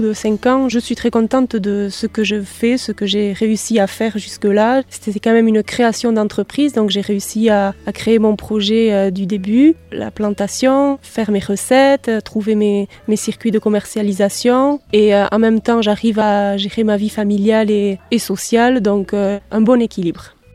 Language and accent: French; Macaye, Nouvelle-Aquitaine, France; je suis de Macaï, je suis née à Macaï, j'ai grandi à Macaï